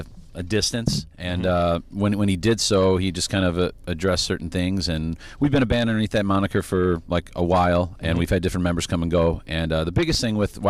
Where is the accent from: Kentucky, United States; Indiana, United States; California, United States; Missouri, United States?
Indiana, United States; Crown Point; we're from Crown Point, Indiana